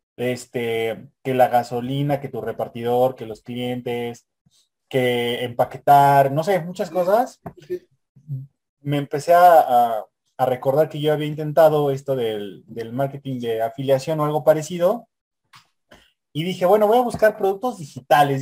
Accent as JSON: {"language": "Spanish", "country": "Mexico", "said": "somos, somos mexicanos"}